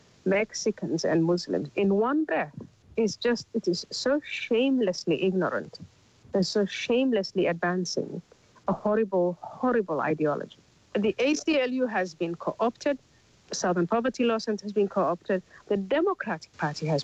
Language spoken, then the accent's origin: English; Somalia; moved away; I'm from Somalia originally